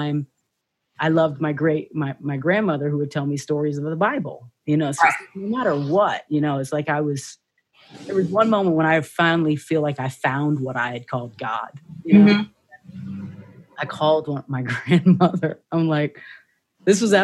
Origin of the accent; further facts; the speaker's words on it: Dubai, United Arab Emirates; I was raised in Dubai